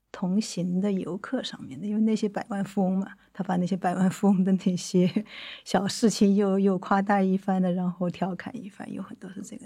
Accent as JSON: {"language": "Chinese", "country": "China", "said": "作为中国人嘛"}